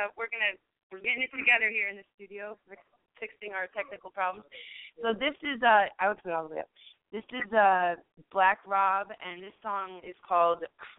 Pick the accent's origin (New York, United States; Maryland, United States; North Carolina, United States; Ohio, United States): New York, United States; Hey, I'm from New York, careful, man.